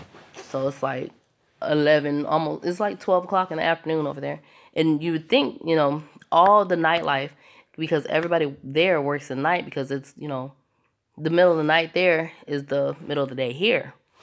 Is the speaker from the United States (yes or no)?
yes; California, United States; I grew up in California